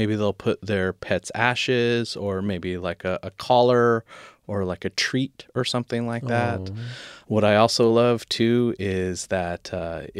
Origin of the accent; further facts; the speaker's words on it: United States; Growing up in the United States